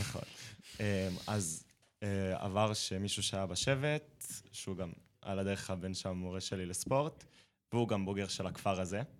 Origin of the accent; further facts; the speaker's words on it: Eilat, Southern District, Israel; אז אני אילתי, ובאילת